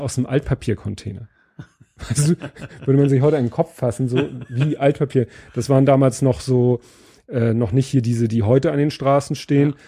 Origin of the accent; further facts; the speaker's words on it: Steilshoop, Hamburg, Germany; Steinshoop ist halt so eine Hochhaussiedlung. Ja. Ne? Also das ist, äh, wie, ich bin aufgewachsen in dem Ring mit den höchsten Häusern